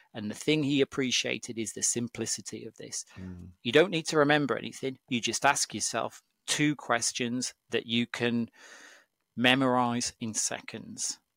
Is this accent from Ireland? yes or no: no; Cumbria, North West England, United Kingdom; I come from Cumbria. Um, my dad's a farmer in Cumbria, and I grew up